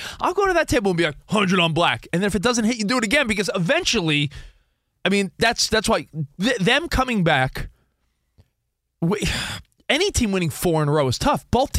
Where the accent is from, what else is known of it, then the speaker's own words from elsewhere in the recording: New York, United States; moved away as an adult; now in Los Angeles, United States; New Yorkers, you know, we grew up on the East Coast. We've only lived in L.A. a handful of years. I grew up in New York.